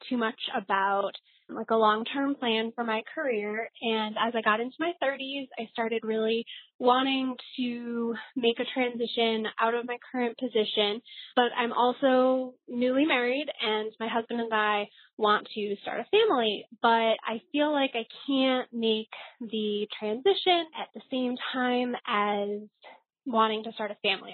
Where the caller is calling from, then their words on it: New York City, New York, United States; I'm calling from the New York City area.